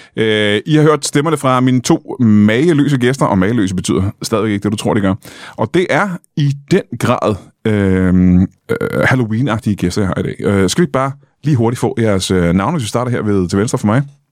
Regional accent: Roskilde, Zealand, Denmark; now in Kalundborg, Denmark; jeg er fra Roskilde

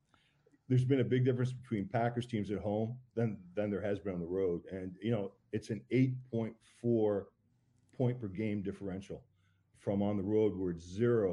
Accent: Canada; I'm Canadian.

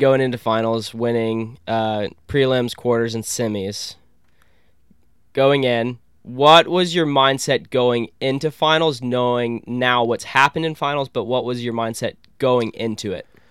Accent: Columbus, Georgia, United States; this is my hometown

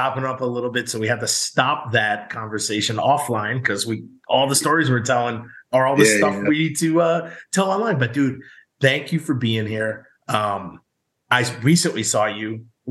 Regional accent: New York, United States; I'm from New York.

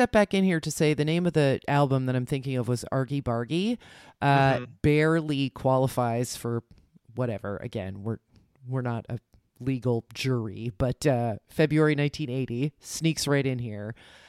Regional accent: New Jersey, United States; accent: Jersey; Anyway, listen to my Jersey accent now coming out, which I did not have when I was a kid.

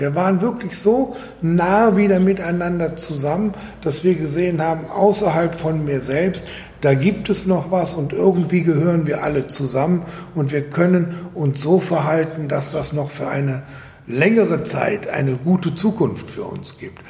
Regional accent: Germany; now in Austria; ich als Deutscher

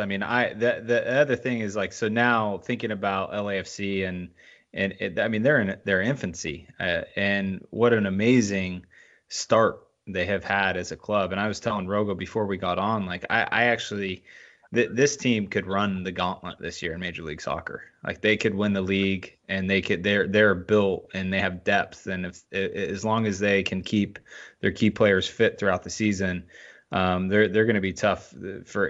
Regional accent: Yorba Linda, California, United States; I grew up in Yorba Linda.

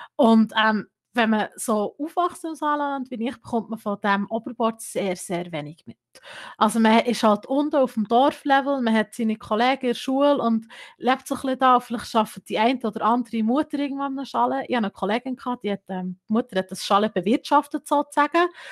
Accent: Gstaad, Bern, Switzerland; moved away as an adult; ich bin gebürtige Gestaderin, muss man hier kurz sagen. Ich habe 18 Jahre lang dort gelebt und bin dann für das Studium eigentlich nach Bern umgezügelt.

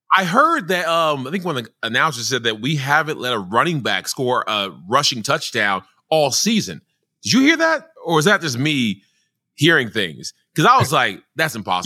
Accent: Nigeria; I am a Nigerian

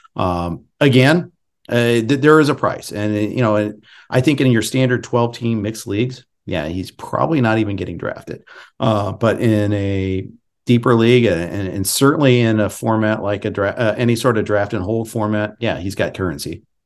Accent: Indianapolis, Indiana, United States; I was born in Indy

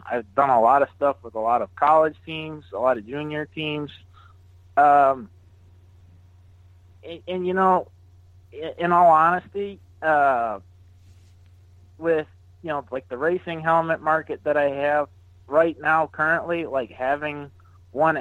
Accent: Syracuse, New York, United States; moved away; I grew up in Syracuse, New York

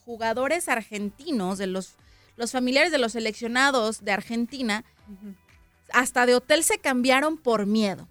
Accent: Mexico; Así no somos los mexicanos

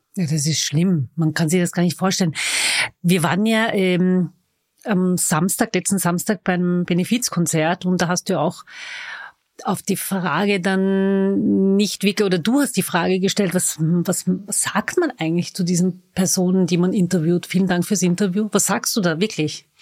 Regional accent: Vienna, Austria; Ich bin waschechte Wienerin

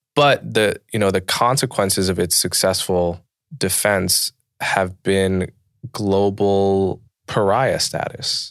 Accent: Livingston, New Jersey, United States; also born or lived in New York City; I grew up in and around New York City

